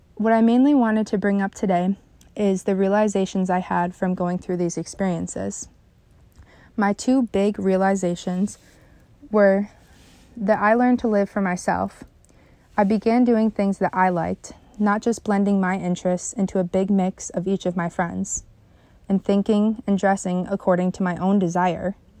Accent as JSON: {"language": "English", "town": "Canandaigua", "region": "New York", "country": "United States", "tie": "born or raised there", "also_born_or_lived": "Phelps, New York", "said": "I grew up in Phelps, New York, until about second grade when we moved to Canandaigua"}